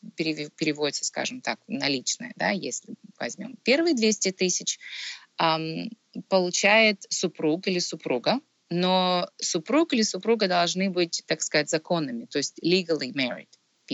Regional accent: Kharkiv, Kharkiv Oblast, Ukraine; moved away as an adult; now in Ontario, Canada; Родом я сама изначально с Украины, а, я из Харькова, я закончила в Харькове Харьковский государственный университет.

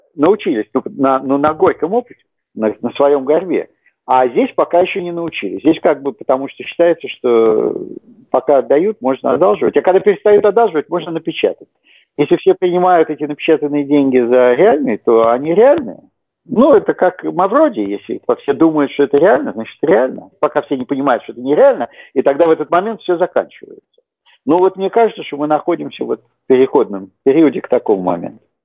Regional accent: Saint Petersburg, Russia; moved away as an adult; now in United States; Я родился в Советском Союзе, как я думаю, многие слушатели. Вырос в городе Ленинграде

